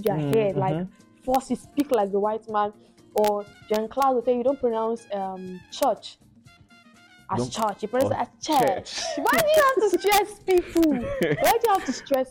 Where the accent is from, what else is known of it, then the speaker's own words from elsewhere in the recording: Nigeria; as a Nigerian